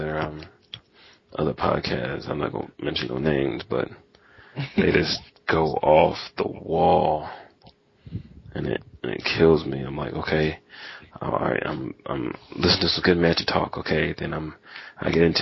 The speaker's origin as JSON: {"language": "English", "region": "Indiana", "country": "United States", "said": "I'm from Indiana"}